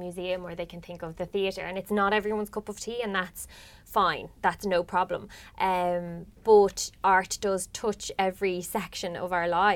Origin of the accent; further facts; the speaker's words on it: Ireland; we're Irish